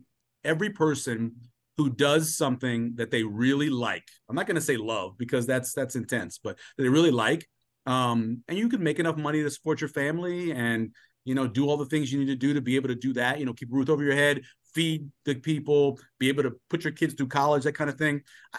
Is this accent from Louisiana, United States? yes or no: yes; New Orleans, Louisiana, United States; growing up where I grew up in New Orleans and traveling a lot when I was a kid